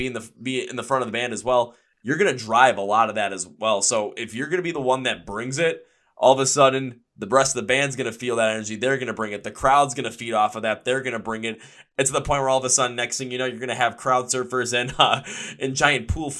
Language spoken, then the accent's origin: English; Milwaukee, Wisconsin, United States